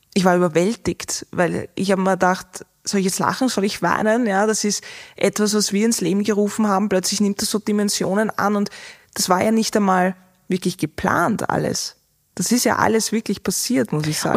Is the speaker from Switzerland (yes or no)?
no; Austria